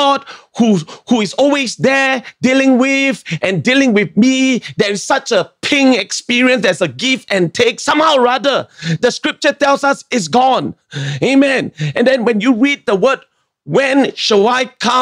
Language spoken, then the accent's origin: English; Singapore; I'm a Singaporean